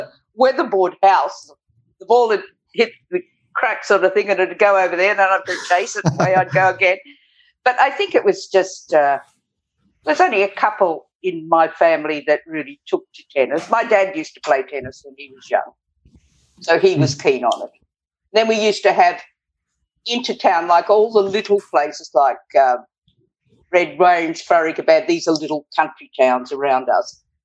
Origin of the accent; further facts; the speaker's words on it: Glen Innes, New South Wales, Australia; now in Northern Territory, Australia; In the country, northern New South Wales, in Glen Innes. My parents had a sheep property